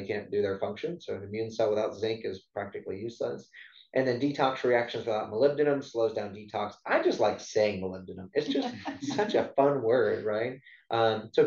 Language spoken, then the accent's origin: English; South Louisiana, United States; I grew up in South Louisiana